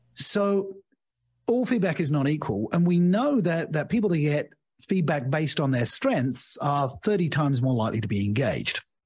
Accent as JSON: {"language": "English", "country": "United Kingdom", "tie": "born or raised there", "also_born_or_lived": "Australia / Asia", "moved": "as an adult", "lives_now": "Portugal", "said": "I'm British by birth"}